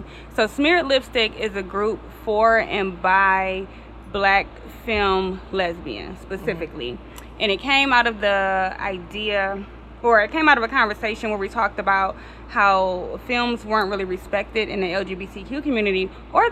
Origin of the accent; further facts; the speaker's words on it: Detroit, Michigan, United States; also born or lived in Kansas City; I am from Detroit, born and raised